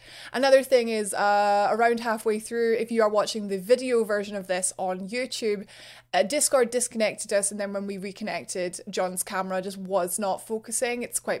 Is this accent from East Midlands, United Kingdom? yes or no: no; Kinross, Scotland, United Kingdom; I am from Kinross, which is near Perth, but obviously the Scotland version of Perth.